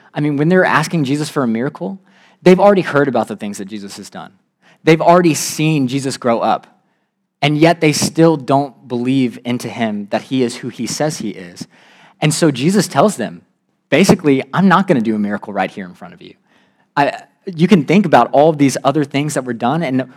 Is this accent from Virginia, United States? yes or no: yes; Virginia, United States; I'm from Virginia